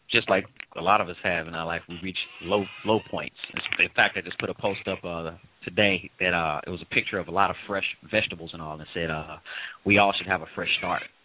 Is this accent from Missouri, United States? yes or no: yes; St. Louis, Missouri, United States; moved away; St. Louis originally, St. Louis, Missouri.